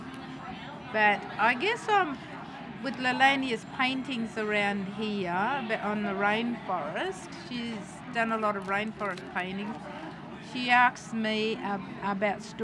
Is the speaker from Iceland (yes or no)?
no; Mossman, Queensland, Australia; I am a traditional elder in the Googie Yalindu tribe in Mossman